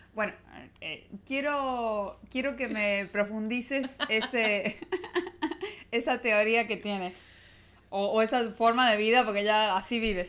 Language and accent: Spanish; Argentina; de Argentina